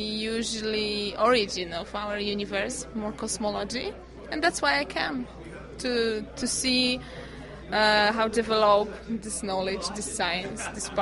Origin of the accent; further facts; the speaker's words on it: Poland; English is a second language; I come from Poland.